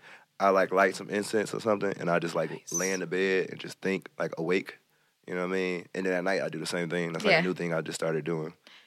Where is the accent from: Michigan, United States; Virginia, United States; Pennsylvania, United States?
Michigan, United States; Hamtramck; I grew up in Hamtramck for a little while, so mm-hmm. I love the traditional kinds.